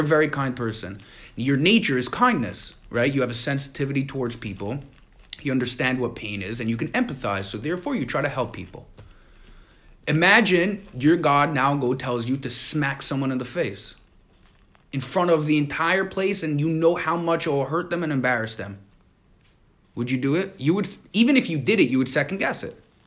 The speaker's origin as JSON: {"language": "English", "town": "New York City", "region": "New York", "country": "United States", "tie": "born or raised there", "said": "We grew up in Crown Heights"}